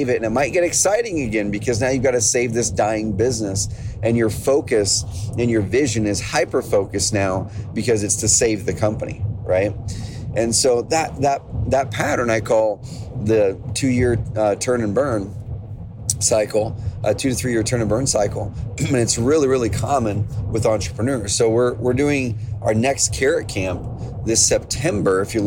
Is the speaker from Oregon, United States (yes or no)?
yes; Oregon, United States; growing up in Oregon, we have a lot of farms, ranches, a lot of those things around the area already